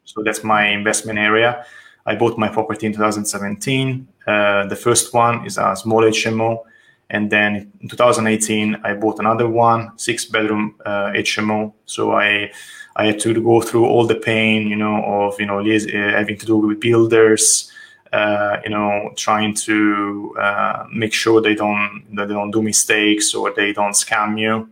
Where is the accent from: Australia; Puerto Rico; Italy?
Italy; Tuscany; accent: Italian; English is a second language; moved away as an adult; now in London, United Kingdom; I'm from Italy, as you can judge from my name and my accent, and um, from Tuscany, more precisely. I moved to London in, in 2013.